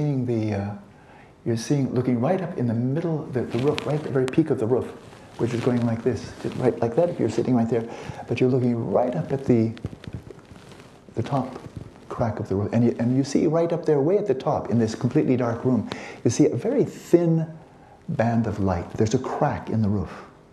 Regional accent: California, United States; I'm a guy from California

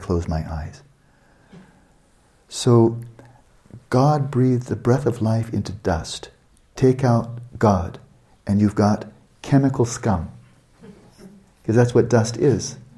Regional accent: Santa Barbara, California, United States; UC Santa Barbara, my hometown

